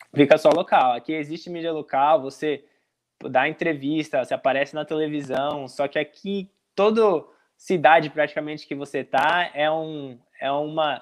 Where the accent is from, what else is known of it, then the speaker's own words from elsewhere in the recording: Brazil; moved away as an adult; also born or lived in Tampa, United States; now in Richmond, United States; tinha voltado pro Brasil, tava com a minha família